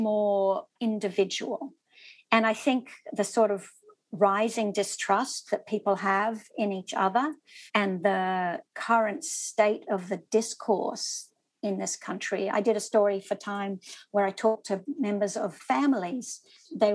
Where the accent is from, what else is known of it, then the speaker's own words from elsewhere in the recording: Australia; moved away as an adult; also born or lived in Sydney, Australia; now in New York City, United States; I'm an Australian. We have quite serious gun restriction laws. I grew up with those